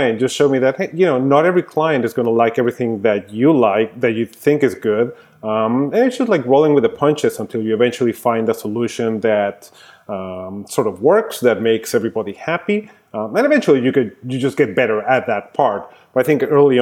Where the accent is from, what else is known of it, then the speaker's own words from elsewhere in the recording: Mexico City, Mexico; moved away as an adult; also born or lived in New York; now in Austin, United States; I grew up in Mexico City. So I was there until I finished college, which was 1999